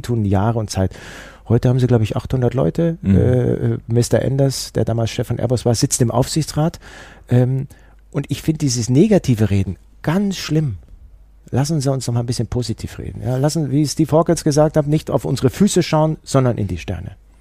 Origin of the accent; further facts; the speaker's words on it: Allgäu, Bavaria, Germany; ich komme aus dem Allgäu